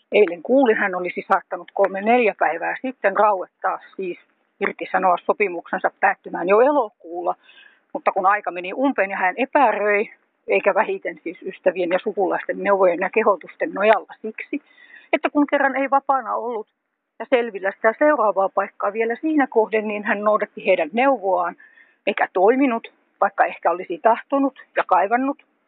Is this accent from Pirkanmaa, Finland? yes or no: yes; Tampere, Pirkanmaa, Finland; moved away as an adult; now in Hämeenlinna, Finland; Olen itse syntyisin Tampereelta.